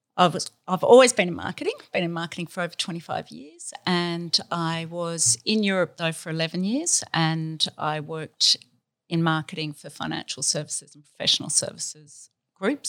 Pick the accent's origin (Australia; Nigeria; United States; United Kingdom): Australia; we're Australian and we've always been in Australia, but we're from the country. I'm a country girl